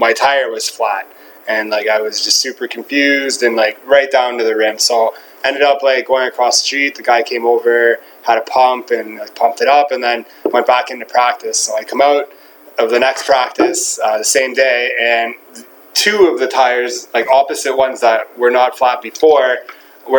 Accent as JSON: {"language": "English", "town": "Ottawa", "region": "Ontario", "country": "Canada", "tie": "born or raised there", "also_born_or_lived": "Charlottetown, Prince Edward Island", "said": "Moved to Ottawa when I was two. Played all my minor hockey for the Gloucester"}